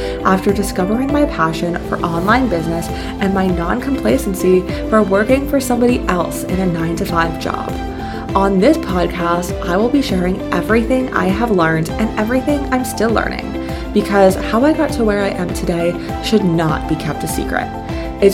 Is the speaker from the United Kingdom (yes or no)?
no; Canada; moved away; I am from Canada